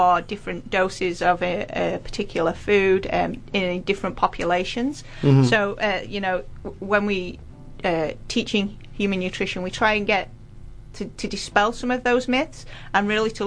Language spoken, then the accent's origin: English; United Kingdom; now in New Zealand; As a Brit, I probably I didn't grow up with the food pyramid of New Zealand